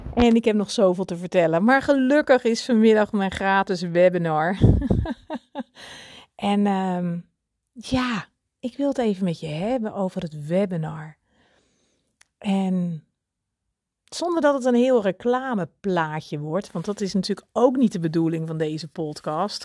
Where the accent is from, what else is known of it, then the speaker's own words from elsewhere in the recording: Netherlands; ik ben ook Hollander